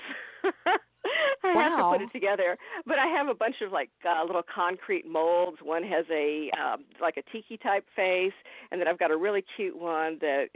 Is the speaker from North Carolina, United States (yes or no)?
no; Texas, United States; moved away as an adult; now in South Florida, United States; I will always be a native Texan